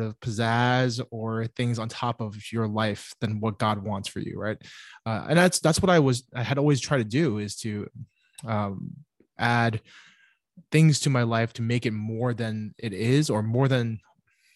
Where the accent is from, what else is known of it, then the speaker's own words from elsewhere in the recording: New York City, New York, United States; also born or lived in Cape Town, South Africa; I grew up in New York. My family is here